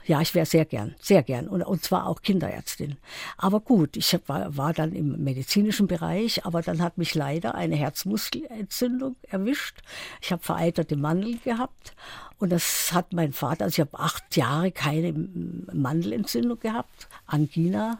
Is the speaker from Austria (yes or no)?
no; Sudetenland, Czechia; moved away; also born or lived in Karlsruhe; Ich stamme ja aus dem Sudetenland und da war ein langer Winter